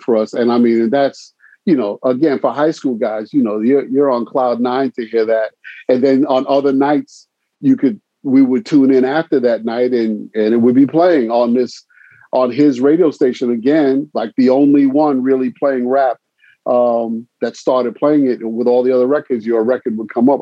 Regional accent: New York City, New York, United States; also born or lived in Brooklyn, New York / Syracuse, New York; born and raised early in Brooklyn, but I moved to the Bronx around age eight. And at the years that I was in the Bronx as a young teen

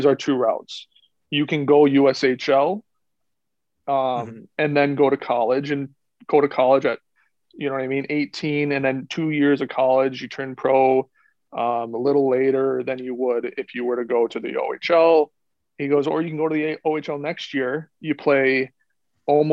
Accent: Woodhaven, Michigan, United States; I grew up in Woodhaven

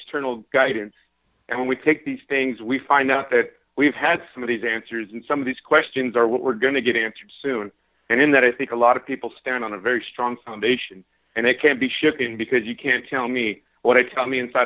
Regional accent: California, United States; I'm from California

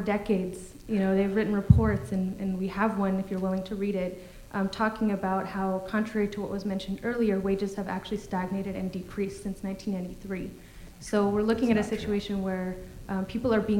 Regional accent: Austin, Texas, United States; I grew up in Austin

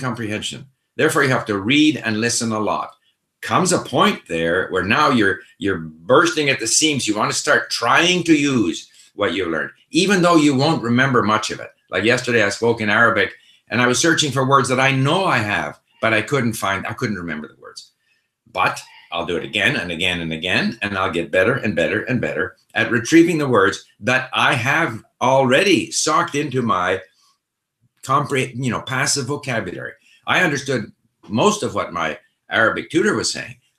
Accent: Canada; first language Swedish; also born or lived in Sweden; I was born in Sweden, so for the first 5 years of my life, the language I spoke most easily was Swedish. But when we moved to Canada, I was 5 years old

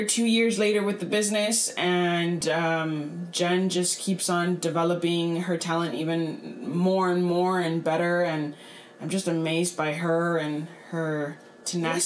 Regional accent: Brownsville, Texas, United States; I was born and raised here in Brownsville. I've been here my whole life

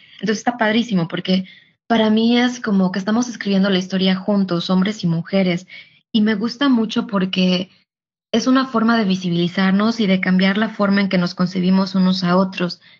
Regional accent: Tixtla, Guerrero, Mexico; moved away as an adult; also born or lived in United States / Europe; now in Riyadh, Saudi Arabia; soy de, de Guerrero, de Tixla, de Guerrero

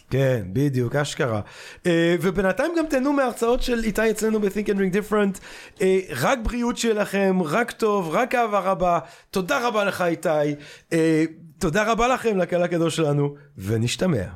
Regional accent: Belgium; now in Israel; אני כשגדלתי בבלגיה

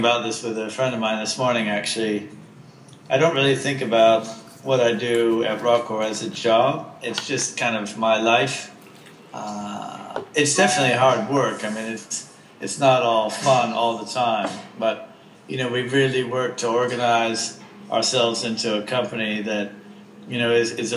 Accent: United States; now in London, United Kingdom; I'm American by birth

